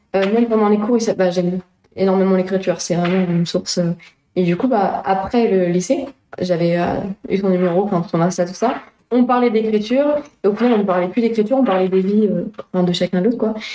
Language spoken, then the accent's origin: French; La Flèche, Pays de la Loire, France; also born or lived in Le Mans / Luché-Pringé; je suis née à La Flèche